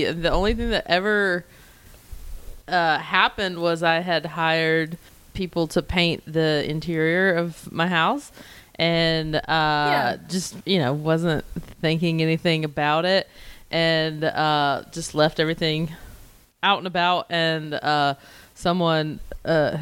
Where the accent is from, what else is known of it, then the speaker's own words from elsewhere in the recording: North Carolina, United States; now in Los Angeles, United States; I live in LA, but I'm from North Carolina